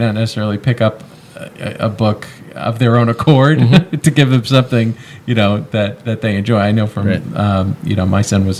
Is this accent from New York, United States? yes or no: yes; New York, United States; moved away as an adult; now in Massachusetts, United States; I grew up in New York. I come from a family of Giants fans.